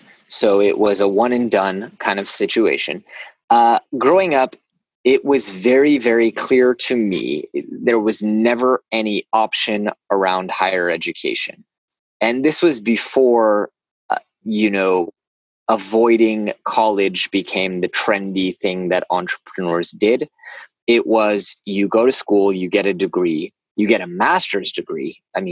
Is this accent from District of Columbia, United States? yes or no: no; Silicon Valley, Bay Area, California, United States; moved away; I grew up in Silicon Valley in the Bay Area, where HBO shows take place now, but really where all the startup and high-tech magic happens.